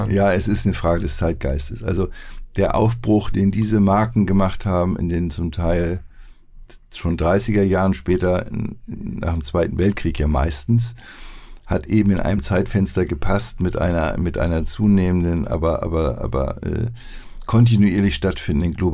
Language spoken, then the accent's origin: German; Hamburg, Germany; Ich bin ein Hamburger.